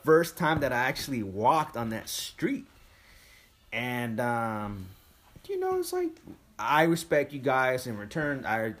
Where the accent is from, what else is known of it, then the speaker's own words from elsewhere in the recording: Bay Area, California, United States; now in Houston, United States; We're from the Bay Area.